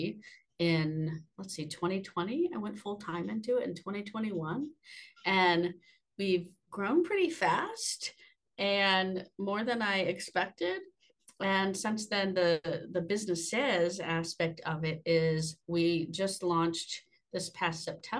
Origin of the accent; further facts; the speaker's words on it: Austin, Texas, United States; moved away as an adult; now in Boone, United States; I am a Texas girl at heart. I grew up in Austin, Texas, and I moved to the mountains in 2019